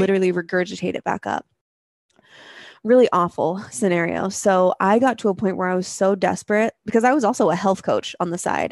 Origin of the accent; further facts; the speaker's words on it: Spokane, Washington, United States; moved away as an adult; also born or lived in Seattle; moved back to my hometown of Spokane, Washington, um, from Seattle